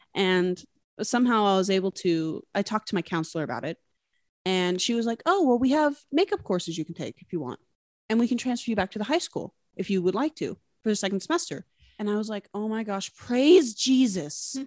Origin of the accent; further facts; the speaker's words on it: Utah, United States; now in Washington State, United States; I grew up in Utah, but I'm currently living in Washington State